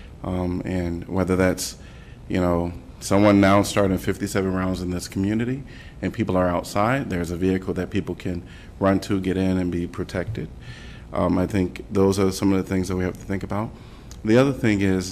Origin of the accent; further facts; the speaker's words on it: Chicago, Illinois, United States; now in Iowa City, United States; I'm from Chicago, by the way, and so I still have family in Chicago